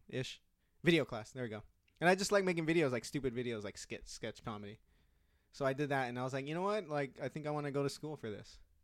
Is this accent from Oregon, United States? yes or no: no; Newark, California, United States; also born or lived in San Jose; where I grew up in the East Bay